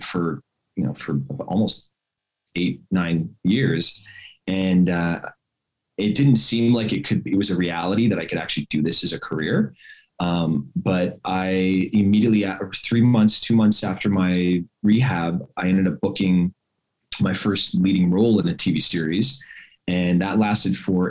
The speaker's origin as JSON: {"language": "English", "town": "Montreal", "region": "Quebec", "country": "Canada", "said": "I'm from Montreal, Canada. So I'm from Montreal"}